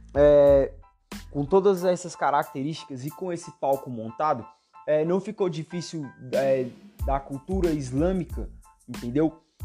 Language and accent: Portuguese; Brazil; eu sou brasileiro e sou cristão